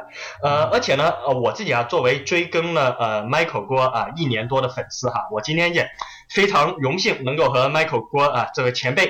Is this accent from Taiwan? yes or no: no; Guangzhou, Guangdong, China; moved away as an adult; also born or lived in Kaiping; now in Australia; 我呢是出生在广州，但是呢，我的那个老家是一个著名的侨乡，就叫开平。